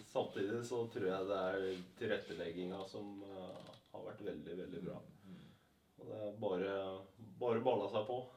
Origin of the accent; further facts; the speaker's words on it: Mysen, Østfold, Norway; Jeg kom fra Mysen, som ligger i Østfold